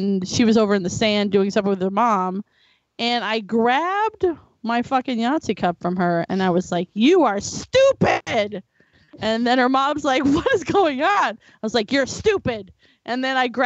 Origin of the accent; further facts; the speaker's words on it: Florida, United States; I was raised in Florida on the beach